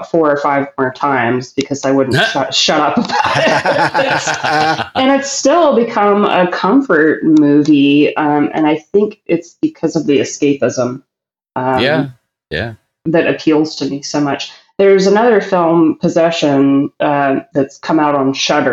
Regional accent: New Orleans, Louisiana, United States; my hometown

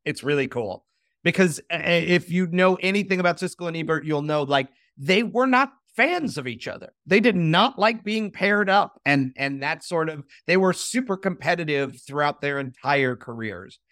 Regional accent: Chicago, Illinois, United States; growing up in Chicago

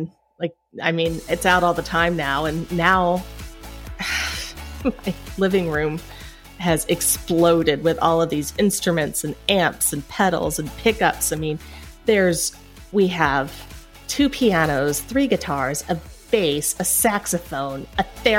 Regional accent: Appalachia, United States; Well, growing up in Appalachia, I did learn violin.

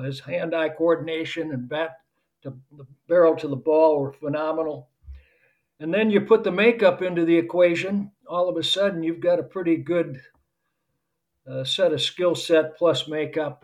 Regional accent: Janesville, Wisconsin, United States; my hometown, Janesville, Wisconsin

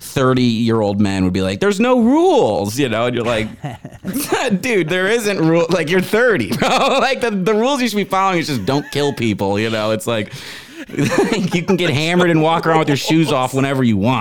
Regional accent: Aurora, Illinois, United States; accent: Chicago; I'm from Aurora, Illinois

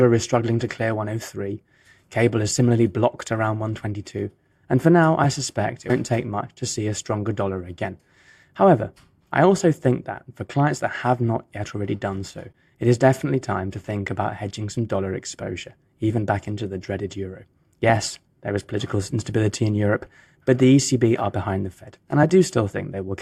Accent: United Kingdom; now in Geneva, Switzerland; my home country

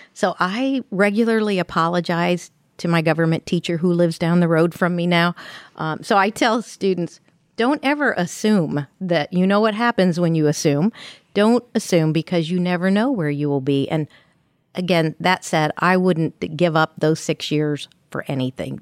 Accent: Ferdinand, Indiana, United States; I'm from Southern Indiana, little town of Ferdinand

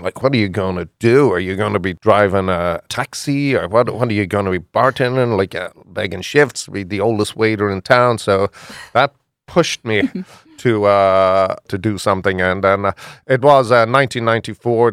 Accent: Ireland; moved away as an adult; also born or lived in Houston, Texas; now in Philadelphia, United States; I'm from Ireland

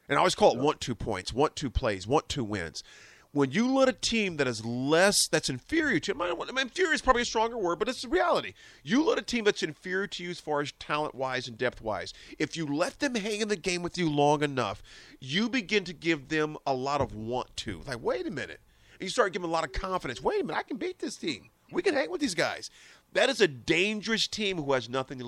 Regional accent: Nebraska, United States; I said, Nebraska

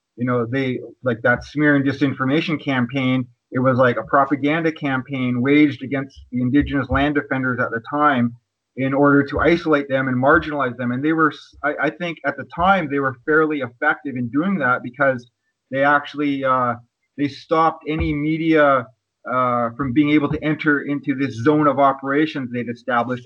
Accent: Kwakwaka'wakw Nation, northern Vancouver Island, British Columbia, Canada; I'm from the Kwakwaka'wakw Nation, and uh, my territory is located on uh, in the Pacific Northwest of so-called British Columbia on uh, northern Vancouver Island.

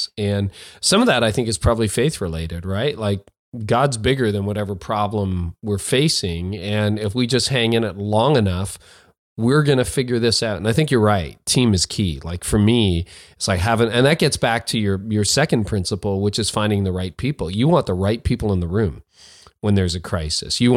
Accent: Canada; I'm a Canadian

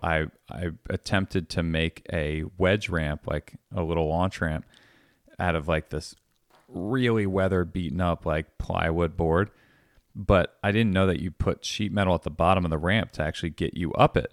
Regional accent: Langhorne, Pennsylvania, United States; also born or lived in Statesville, North Carolina / Levittown, Pennsylvania; I grew up, like, primarily in Langhorne

